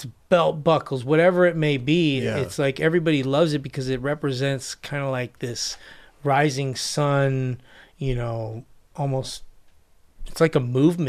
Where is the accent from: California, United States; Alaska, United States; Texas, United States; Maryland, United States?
California, United States; Los Angeles; also born or lived in Hawaii; I grew up in Koreatown right off of Wilshire and Western.